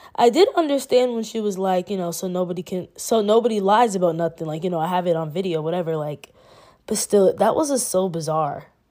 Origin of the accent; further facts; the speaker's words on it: Massachusetts, United States; also born or lived in Queens, New York; My background is, I'm from Massachusetts